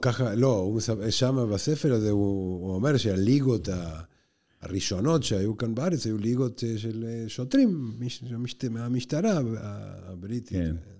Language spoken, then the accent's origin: Hebrew; Argentina; now in Israel; בשכונה שבה אני גדלתי בארגנטינה